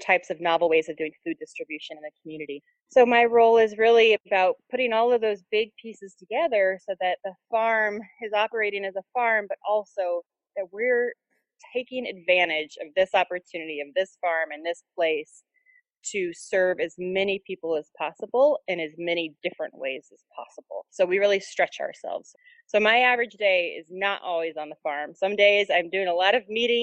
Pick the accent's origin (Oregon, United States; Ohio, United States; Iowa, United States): Oregon, United States; Portland; moved away as an adult; now in Syracuse, United States; I'm actually from Portland, Oregon